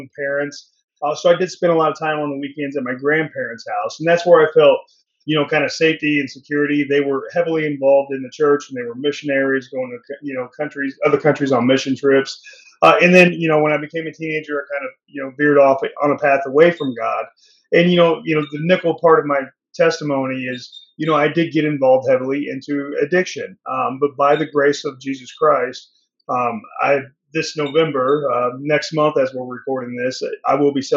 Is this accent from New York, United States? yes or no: no; Indianapolis, Indiana, United States; also born or lived in California; now in Altamonte Springs, United States; I was born and raised in Indianapolis, Indiana, migrated to California where my wife's from.